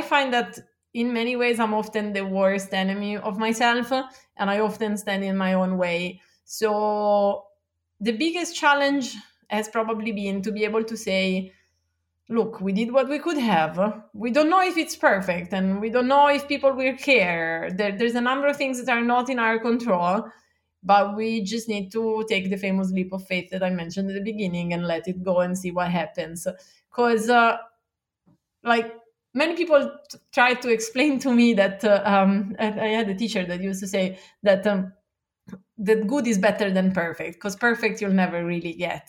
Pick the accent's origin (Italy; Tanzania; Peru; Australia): Italy; Milan, Lombardy; moved away as an adult; now in Santa Monica, United States; I grew up in Milan, which is, the second biggest